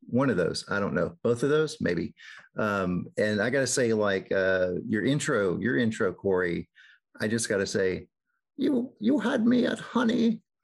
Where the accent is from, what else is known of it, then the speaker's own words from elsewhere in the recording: Northeast Texas, United States; I grew up in in Northeast Texas